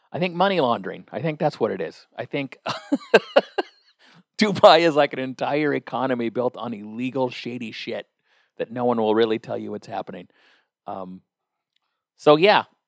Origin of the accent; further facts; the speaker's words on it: United States; I, as an American